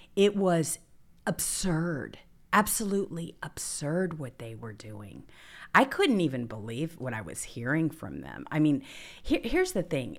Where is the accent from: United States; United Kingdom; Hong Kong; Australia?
United States; the South; We're both from the South